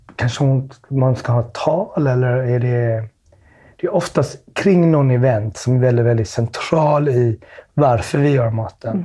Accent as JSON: {"language": "Swedish", "town": "Smögen", "region": "Västra Götaland", "country": "Sweden", "tie": "born or raised there", "said": "Jag växte upp på Smögen"}